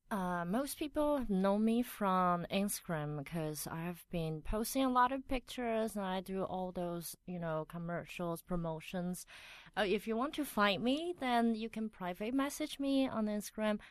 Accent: Taiwan; accent: Taiwanese; English is a second language; moved away as an adult; now in Taipei, Taiwan; I grew up in a small town and I came to Taipei to study college

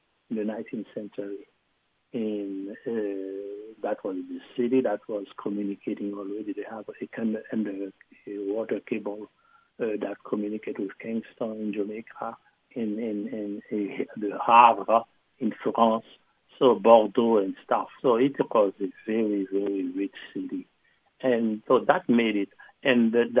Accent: Jacmel, Sud-Est, Haiti; I grew up in Haiti and in Jacmel

